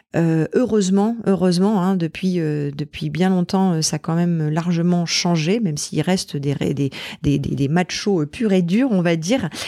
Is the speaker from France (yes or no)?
yes; Normandy, France; j'ai vécu toute mon enfance en Normandie